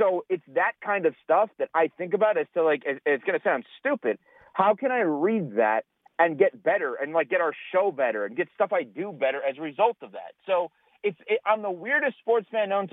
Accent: New York, United States; moved away as an adult; now in Florida, United States; When I grew up in New York

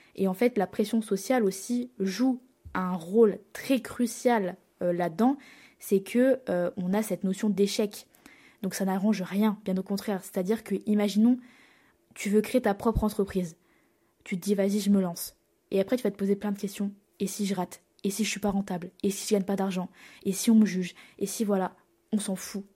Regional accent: Reims, Grand Est, France; moved away as an adult; also born or lived in Lille; now in Lyon, France; j'ai changé deux fois de ville, de ma ville natale, pour mes études

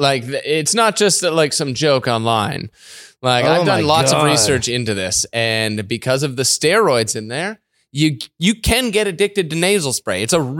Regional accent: Canada; We love being Canadian.

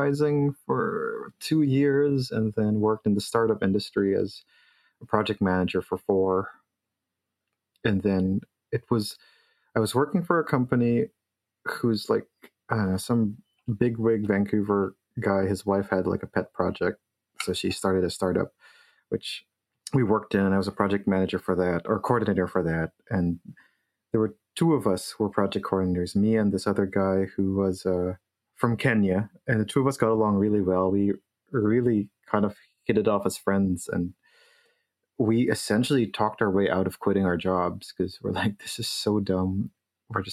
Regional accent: Philippines; moved away; I grew up in the Philippines

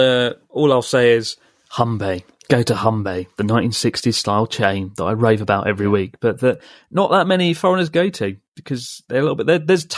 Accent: Mexico; We were born and raised in Mexico and speak Spanish to each other.

